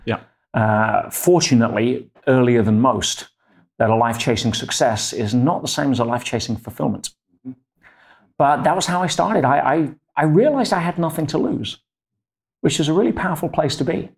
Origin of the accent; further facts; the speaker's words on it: Leicester, East Midlands, United Kingdom; In England, yes. My hometown in Leicester.